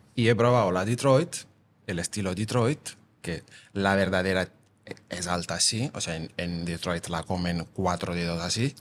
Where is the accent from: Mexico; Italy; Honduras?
Italy; Naples, Campania; Spanish is a second language; moved away as an adult; also born or lived in London / New York / Amsterdam; now in Vilanova i la Geltrú, Spain; nosotros somos napolitanos, digamos somos napolitana, pero al final somos italianos